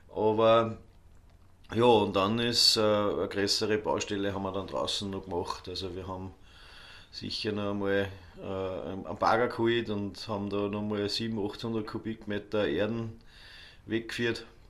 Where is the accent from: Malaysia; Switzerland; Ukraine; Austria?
Austria; Ohlsdorf, Upper Austria; also born or lived in Dubai; now in Altmünster, Austria; ist halt meine Heimatgemeinde.